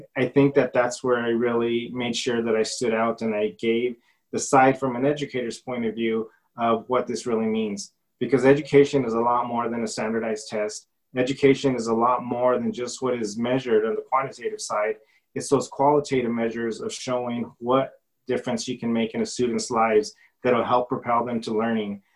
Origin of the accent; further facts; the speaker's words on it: Silver City, New Mexico, United States; Silver City, being born and raised and educated here in Grant County